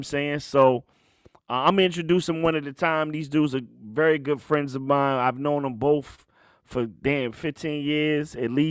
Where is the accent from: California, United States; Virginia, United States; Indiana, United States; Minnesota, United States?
Virginia, United States; Richmond; Right now, I'm in my hometown, Richmond, Virginia, and I got two guys.